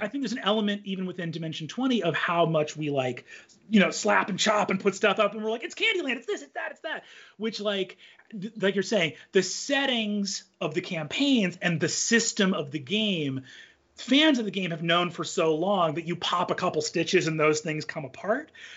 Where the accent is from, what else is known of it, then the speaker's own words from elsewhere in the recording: United States; as an American living in the current time period